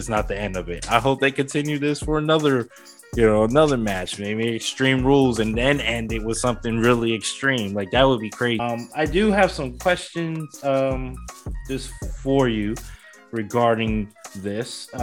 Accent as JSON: {"language": "English", "town": "New York City", "region": "New York", "country": "United States", "tie": "born or raised there", "said": "my hometown, New York City"}